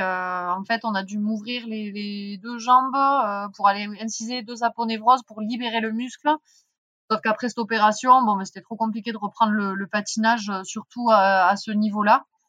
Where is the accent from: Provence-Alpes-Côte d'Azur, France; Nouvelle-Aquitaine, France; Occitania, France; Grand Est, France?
Occitania, France; Font-Romeu; J'ai grandi à Font-Romeu